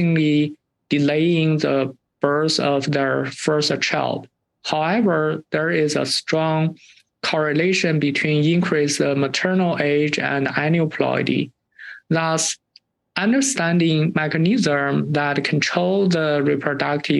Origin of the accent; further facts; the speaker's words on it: China; moved away as an adult; now in Illinois, United States; I grew up in China